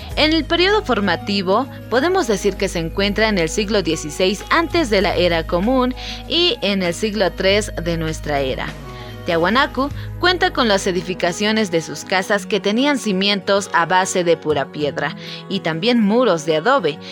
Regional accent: Bolivia; para nosotros los bolivianos

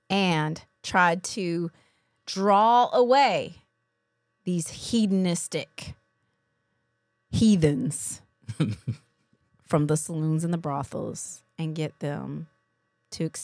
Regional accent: Louisville, Kentucky, United States; difference between growing up in Louisville, Kentucky

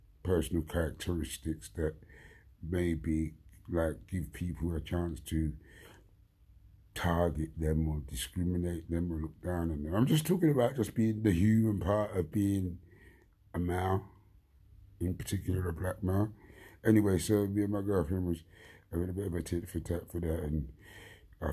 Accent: London, United Kingdom; I grew up in Wandsworth, like 50 years of that, growing up in Wandsworth

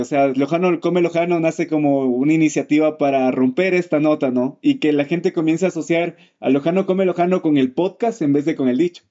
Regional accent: Ecuador; esta comunidad ecuatoriana en la que vivimos

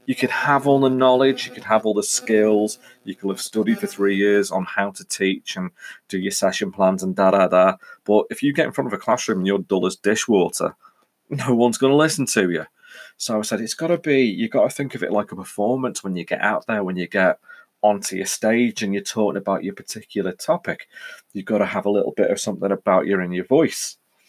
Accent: Ellesmere Port, North West England, United Kingdom; So I am from the Northwest. For those of you that listen to this locally, you'll know I'm from a place called Ellesmere Port, which is just south of the Mersey. We sit on the banks of the Mersey.

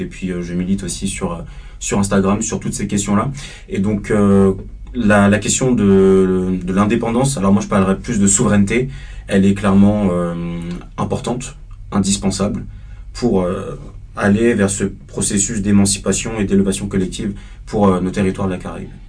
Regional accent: Paris suburbs, Île-de-France, France; Je suis né à Paris, j'ai grandi en banlieue parisienne

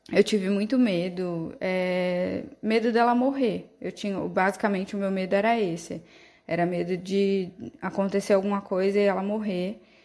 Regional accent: São Vicente, São Paulo, Brazil; eu sou de São Vicente, mas minha família é toda da Baixada Santista aqui em São Paulo

